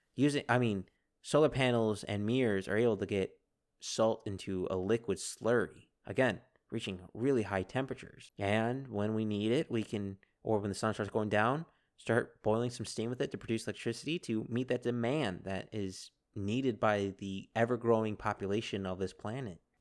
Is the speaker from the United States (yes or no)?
yes; United States; being American